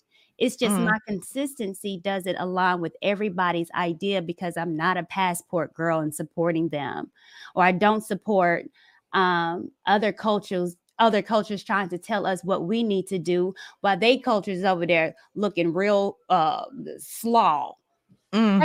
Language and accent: English; the South, United States; I'm from the South, grew up with brothers.